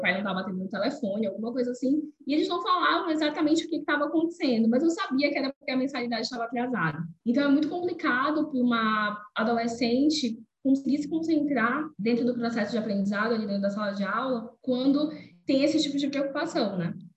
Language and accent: Portuguese; Belém, Pará, Brazil; sou de Belém do Pará, é, venho da periferia, é, de um dos bairros mais populosos que tem aqui em Belém, que se chama Terra Firme